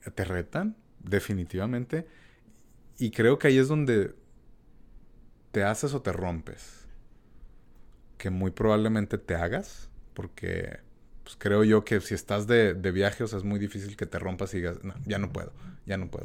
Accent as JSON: {"language": "Spanish", "country": "Mexico", "said": "uno como mexicano"}